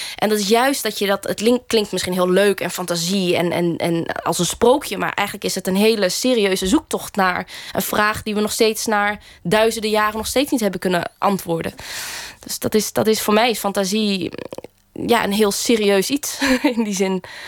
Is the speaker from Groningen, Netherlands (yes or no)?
yes; Groningen, Netherlands; in de wijkbibliotheek waar ik ben opgegroeid, eh, een, een wijkje in Groningen